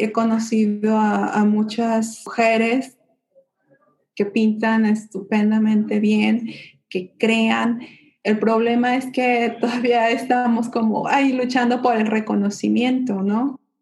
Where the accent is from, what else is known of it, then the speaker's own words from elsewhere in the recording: Mexico; moved away as an adult; also born or lived in Guadalajara; now in Netherlands; crecí dentro de México con esos colores, sabores, folclore